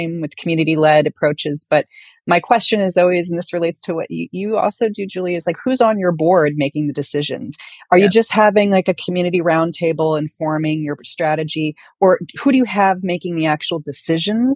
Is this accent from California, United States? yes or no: yes; San Francisco, California, United States; I grew up in San Francisco